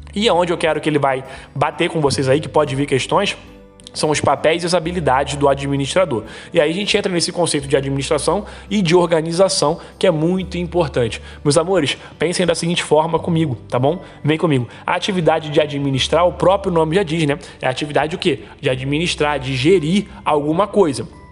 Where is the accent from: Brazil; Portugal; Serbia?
Brazil; Rio de Janeiro; eu sou aqui do estado do Rio de Janeiro